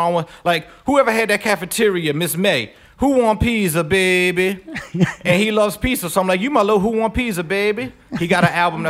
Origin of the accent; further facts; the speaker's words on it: Mandeville, Louisiana, United States; The North Shore, dawg. I say, dawg, Mandeville, rough area, dawg.